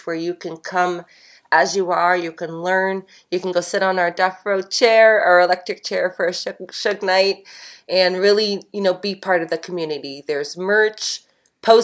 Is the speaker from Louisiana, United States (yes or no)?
no; New York, United States; my home state